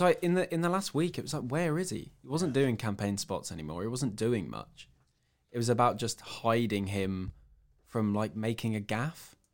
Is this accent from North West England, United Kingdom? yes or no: no; Cambridge, East of England, United Kingdom; I'm from Cambridge in the UK